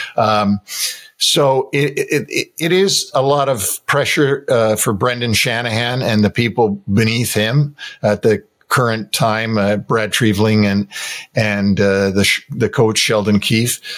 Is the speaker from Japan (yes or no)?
no; Toronto, Ontario, Canada; moved away; I'm from Toronto